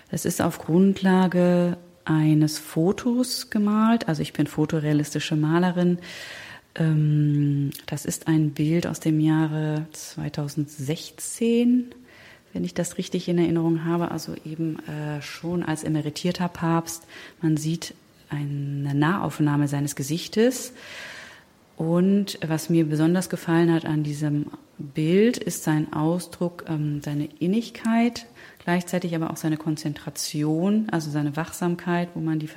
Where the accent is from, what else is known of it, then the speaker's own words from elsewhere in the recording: Germany; born there; also born or lived in Spain; Und ich bin aber in Deutschland geboren.